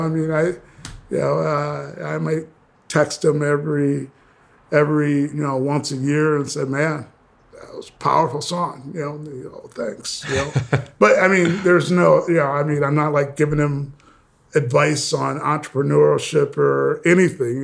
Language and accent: English; Minnesota, United States; also born or lived in Kansas City, Missouri; I was born in Kansas City, grew up in Minnesota